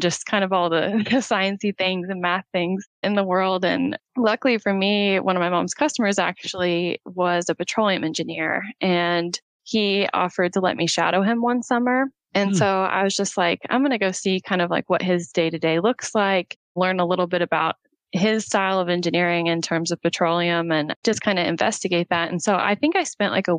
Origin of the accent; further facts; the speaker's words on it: Oklahoma, United States; I'm from Oklahoma. I was raised by a single mom